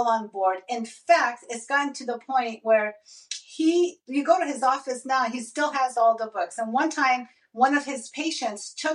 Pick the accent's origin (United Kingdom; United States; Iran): Iran; I am Middle Eastern. I'm from Iran and I love my Persian food